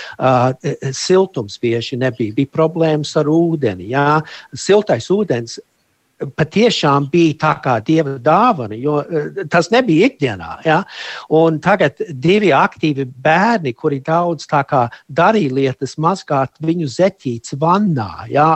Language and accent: Latvian; United States; moved away as an adult; also born or lived in Germany; now in Latvia; uzaugot Amerikā, un mana sieva un es, mums ir līdzīga pagātne, es esmu Vācijā pārcēlos uz Ameriku, es biju ļoti maziņš